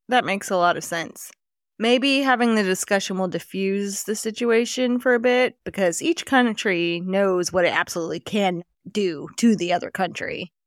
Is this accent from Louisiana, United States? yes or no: yes; Houma, Louisiana, United States; my hometown